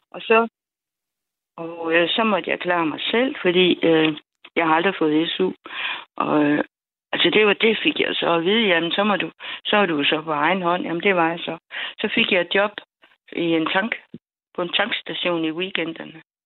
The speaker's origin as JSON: {"language": "Danish", "area": "Funen", "region": "Southern Denmark", "country": "Denmark", "tie": "born or raised there", "also_born_or_lived": "Jutland / United States", "said": "jeg er født i Jylland, og så da jeg var 11, så øh, blev jeg, som jeg sagde dengang, deporteret til Fyn"}